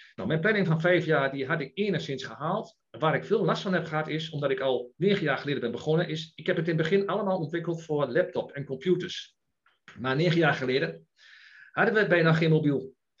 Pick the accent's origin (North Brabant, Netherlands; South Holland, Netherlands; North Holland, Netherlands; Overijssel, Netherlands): Overijssel, Netherlands; Enschede; geboren en getogen in Enschede